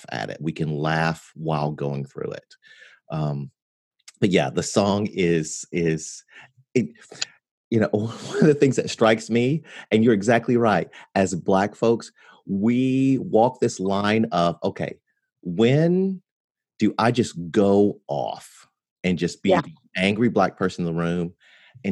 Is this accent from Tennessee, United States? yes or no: yes; near Memphis, Tennessee, United States; also born or lived in Mississippi; I was born in Mississippi, because I grew up near Memphis